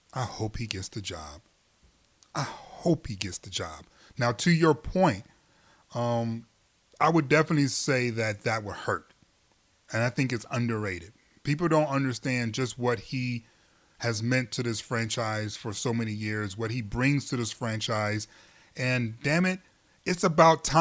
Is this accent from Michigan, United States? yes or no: yes; Michigan, United States; I'm from Michigan